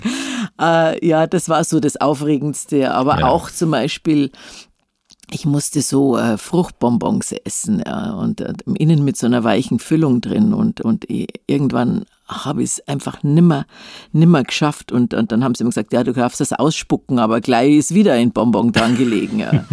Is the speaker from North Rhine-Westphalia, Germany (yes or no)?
no; Munich, Bavaria, Germany; In Leim in München-Leim, das ist im, im Westen, also neben Nymphenburg